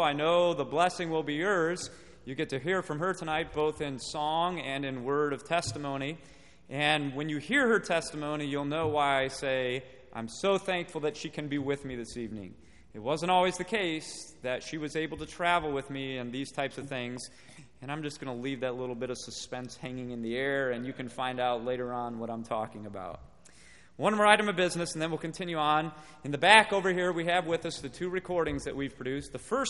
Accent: Watertown, Wisconsin, United States; We are from Watertown, Wisconsin, and as Brother Moline has already shared with you, I teach at Maranatha Baptist Bible College.

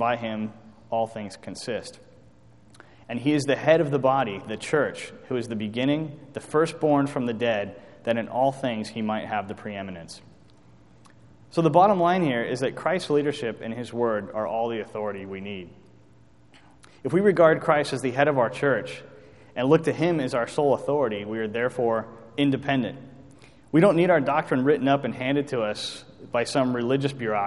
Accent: United States; as American citizens

